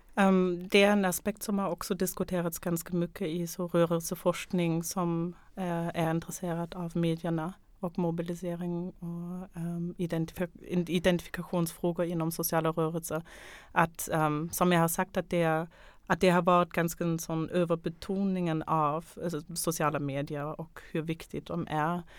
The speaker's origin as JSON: {"language": "Swedish", "country": "Germany", "moved": "yes", "lives_now": "Sweden", "said": "jag kommer själv från Tyskland"}